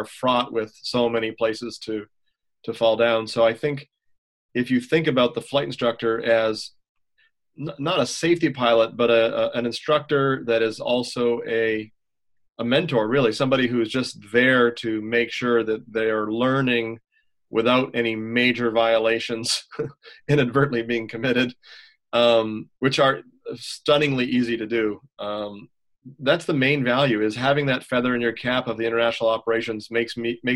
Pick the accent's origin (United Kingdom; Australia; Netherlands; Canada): Canada; Montreal, Quebec; also born or lived in United States; as a Quebecer, I'm born in Montreal, but I got all my ratings in the U.S., so I, even though I'm Canadian